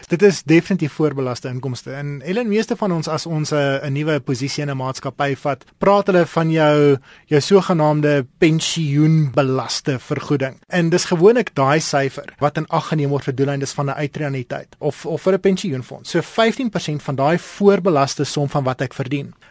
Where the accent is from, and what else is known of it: South Africa